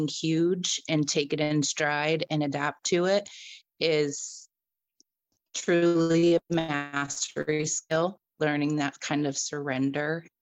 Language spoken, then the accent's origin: English; Dayton, Ohio, United States; moved away as an adult; now in Florida, United States; I am from Dayton, Ohio. I currently reside in Florida